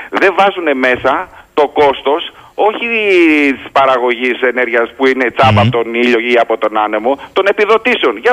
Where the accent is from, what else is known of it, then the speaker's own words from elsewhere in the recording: Heraklion, Crete, Greece; Είμαι από το Ηράκλειο.